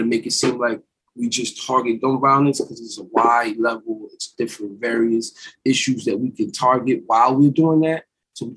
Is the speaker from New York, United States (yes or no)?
yes; Orange County, New York, United States; I am from the Orange County area